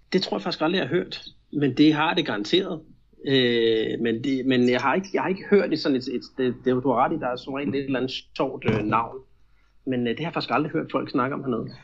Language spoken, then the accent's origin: Danish; Denmark; now in Brazil; hjemme i Danmark